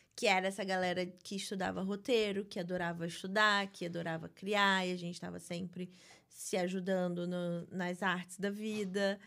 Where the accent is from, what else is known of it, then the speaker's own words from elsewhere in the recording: Rio de Janeiro, Brazil; moved away as an adult; also born or lived in São Paulo, Brazil; now in New York, United States; Sou da Barra da Tijuca, quando tudo era mato lá.